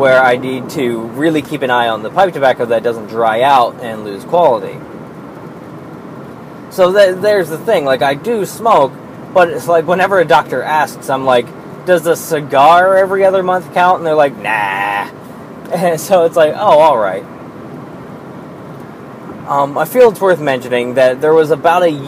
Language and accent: English; Pennsylvania, United States